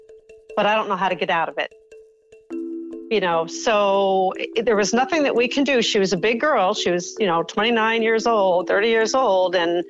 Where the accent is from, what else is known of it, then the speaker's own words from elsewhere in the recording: Poland, Ohio, United States; I grew up in Pullen, Ohio, which is a very small town outside of Youngstown, Ohio, close to the PA border